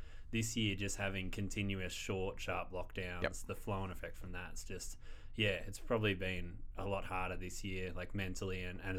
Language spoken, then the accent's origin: English; Bayswater, Victoria, Australia; moved away as an adult; also born or lived in Brunswick; now in Ballarat, Australia; Bayswater, eastern suburbs.